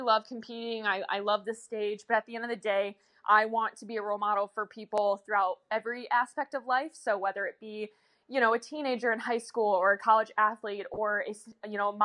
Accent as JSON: {"language": "English", "region": "Michigan", "country": "United States", "moved": "yes", "lives_now": "Florida, United States", "said": "I am originally from Michigan."}